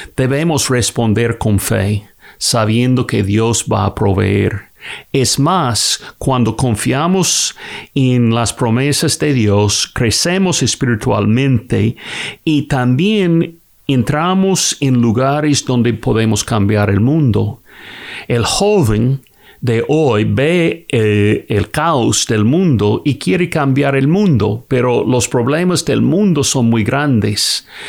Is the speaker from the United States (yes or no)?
yes; Kentucky, United States; soy de Kentucky en los Estados Unidos.